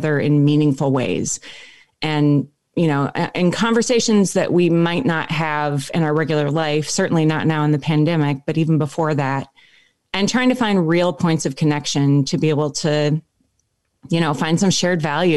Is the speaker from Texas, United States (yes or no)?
no; Minneapolis, Minnesota, United States; moved away as an adult; also born or lived in Nebraska / Wisconsin / Oakland, California; now in East Coast, United States; I spent the first 25 years of my life in Minneapolis and grew up actually spending a lot of time in Nebraska